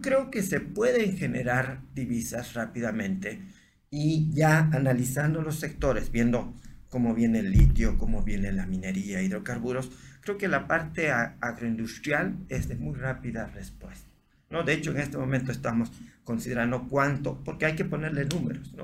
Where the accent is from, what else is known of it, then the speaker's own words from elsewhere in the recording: Bolivia; yo soy de la Cámara de Santa Cruz, de Bolivia, y este es mi país